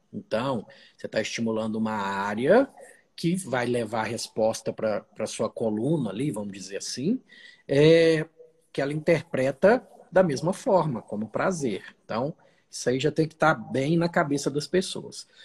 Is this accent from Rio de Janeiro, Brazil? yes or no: no; Uberlândia, Minas Gerais, Brazil; eu sou de Minas, sou de Uberlândia, nascido e criado lá.